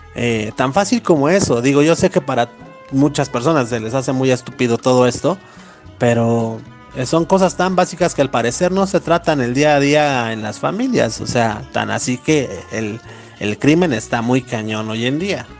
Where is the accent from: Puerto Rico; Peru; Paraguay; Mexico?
Mexico; como mexicanos